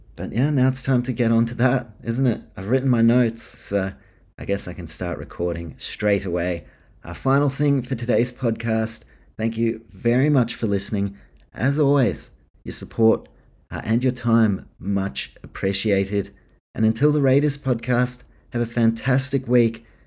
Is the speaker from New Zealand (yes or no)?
yes; New Zealand; I'm from New Zealand